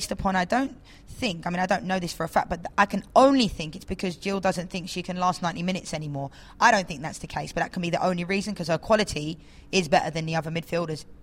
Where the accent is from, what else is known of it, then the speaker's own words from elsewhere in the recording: England, United Kingdom; I'm from England.